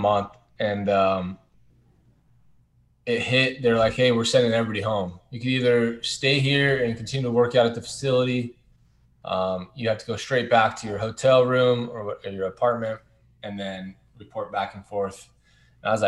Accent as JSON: {"language": "English", "town": "Anaheim", "region": "California", "country": "United States", "tie": "born or raised there", "said": "I was born and raised in Anaheim, never left."}